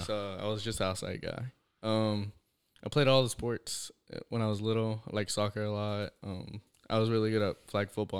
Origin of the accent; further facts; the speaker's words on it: Devine, Texas, United States; also born or lived in Natalia; I grew up in Devine all my life